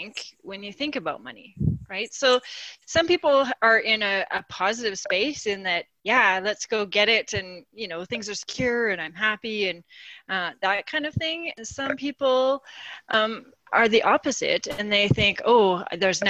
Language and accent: English; Saskatchewan, Canada; moved away as an adult; now in Calgary, Canada; I grew up in Saskatchewan. I knew I wanted to be an accountant, so I came to Calgary